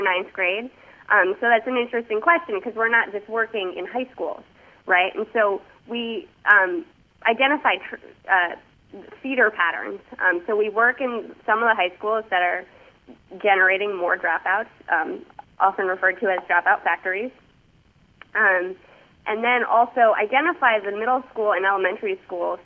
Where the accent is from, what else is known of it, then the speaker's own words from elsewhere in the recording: New York City, New York, United States; moved away as an adult; also born or lived in Massachusetts; now in Washington, D.C., United States; I am actually from New York. I grew up in New York City